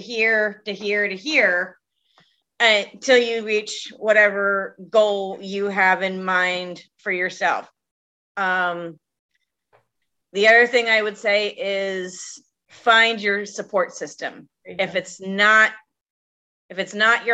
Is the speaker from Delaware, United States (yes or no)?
yes; Delaware, United States; moved away; my home state, Delaware.